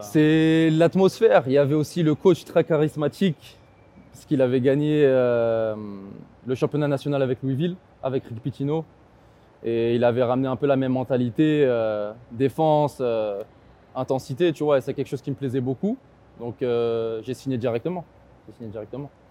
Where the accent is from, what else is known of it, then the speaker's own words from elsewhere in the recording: Argenteuil, Île-de-France, France; je viens d'Argenteuil